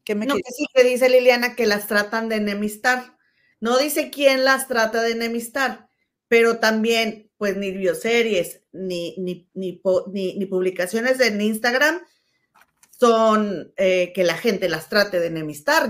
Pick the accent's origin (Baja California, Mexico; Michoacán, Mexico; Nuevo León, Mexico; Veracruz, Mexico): Nuevo León, Mexico; Monterrey; allá de mi tierra, de Monterrey